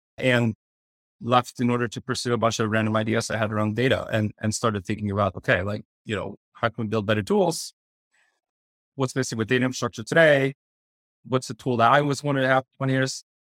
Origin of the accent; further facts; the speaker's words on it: Sweden; moved away as an adult; also born or lived in Stockholm / Berlin; now in New York, United States; I, I grew up in Sweden